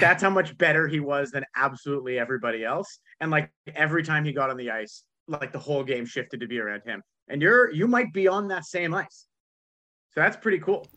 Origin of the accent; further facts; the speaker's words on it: Toronto, Ontario, Canada; I'm from Toronto